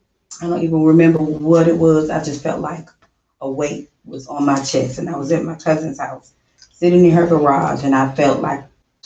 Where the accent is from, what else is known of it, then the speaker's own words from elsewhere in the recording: Louisiana, United States; now in Houston, United States; And I am originally from Louisiana.